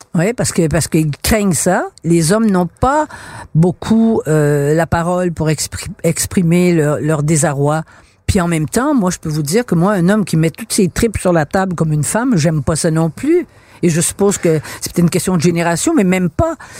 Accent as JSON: {"language": "French", "region": "Quebec", "country": "Canada", "tie": "born or raised there", "said": "Dans ma génération, euh, à l'école, quand j'étais enfant, on était des Canadiens français et on est devenu des Québécois en 1960"}